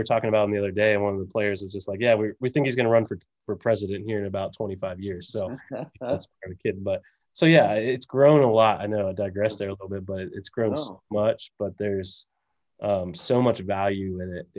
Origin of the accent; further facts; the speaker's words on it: just outside of Pittsburgh, Pennsylvania, United States; now in Lehigh Valley, United States; the town that I grew up just outside of Pittsburgh